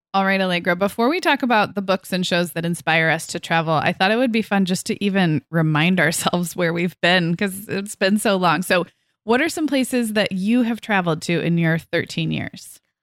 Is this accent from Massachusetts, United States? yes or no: no; Santa Barbara, California, United States; I grew up here in Santa Barbara, which, as you know, is a very beautiful part of California